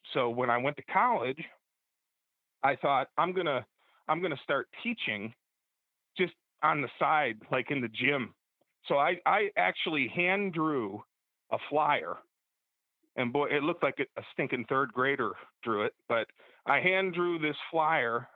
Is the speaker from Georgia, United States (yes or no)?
no; Bradford, Pennsylvania, United States; I went to college in my hometown of Bradford, PA